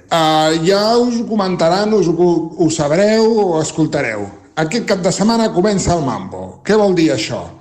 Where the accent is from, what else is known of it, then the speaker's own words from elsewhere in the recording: Centelles, Catalonia, Spain; de Santelles.